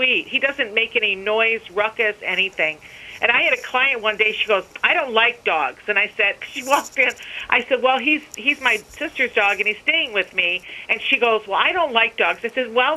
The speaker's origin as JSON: {"language": "English", "country": "United States", "said": "I'm an American. I may be an Arab, but I am a strong American."}